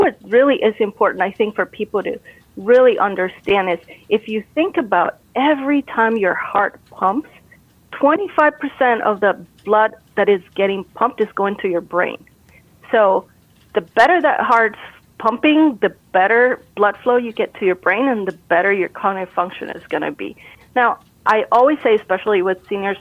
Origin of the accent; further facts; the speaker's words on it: Costa Rica; moved away; I'm originally from Costa Rica.